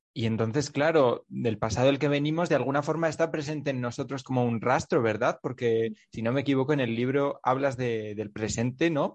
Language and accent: Spanish; Navarre, Spain; yo soy de Navarra